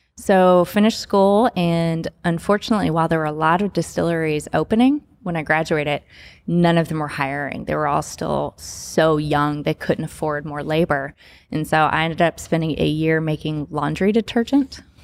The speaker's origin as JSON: {"language": "English", "region": "Kentucky", "country": "United States", "tie": "born or raised there", "moved": "yes", "lives_now": "Memphis, United States", "said": "growing up in Kentucky"}